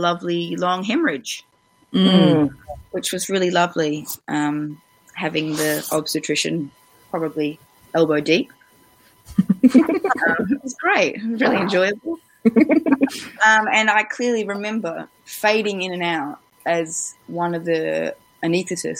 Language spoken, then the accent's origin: English; Australia; moved away as an adult; now in Wellington, New Zealand; I'm originally from Australia, and my husband is a Kiwi, but I've been here for coming up probably 12 years now.